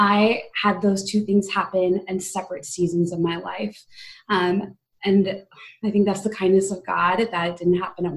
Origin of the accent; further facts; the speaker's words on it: Midwest, United States; also born or lived in India; I was adopted from India when I was a baby. And I came to the U.S. When I was 1 year old and lived in the Midwest pretty much my whole life so far.